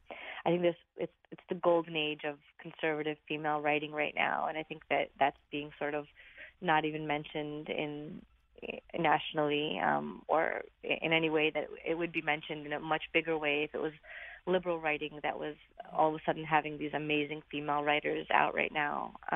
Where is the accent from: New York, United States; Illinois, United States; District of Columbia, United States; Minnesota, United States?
New York, United States; Brooklyn; I grew up in Brooklyn, so being a Republican was always kind of a challenge anyway.